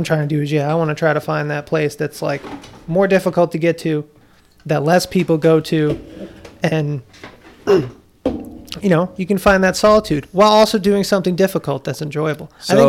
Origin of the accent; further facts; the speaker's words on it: East Coast, United States; And you know, where I grew up on the East Coast.